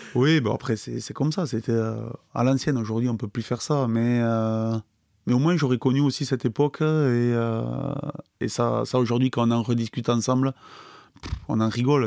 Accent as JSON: {"language": "French", "town": "Pau", "region": "Nouvelle-Aquitaine", "country": "France", "tie": "born or raised there", "also_born_or_lived": "Nay / Biarritz", "said": "j'ai grandi à Pau. Au début, on habitait à Pau, et puis après, mon père jouait au rugby à Naï"}